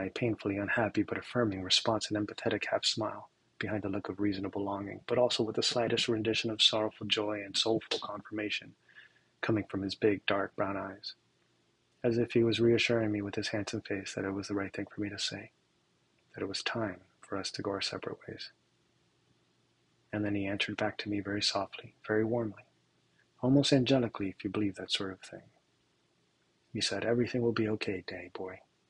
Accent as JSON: {"language": "English", "town": "Miramar", "region": "Florida", "country": "United States", "tie": "born or raised there", "said": "back in South Florida, in my hometown of Miramar."}